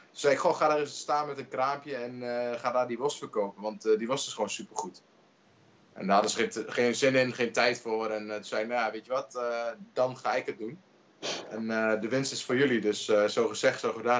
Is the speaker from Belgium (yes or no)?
no; Twente, Overijssel, Netherlands; ik kom uit Twente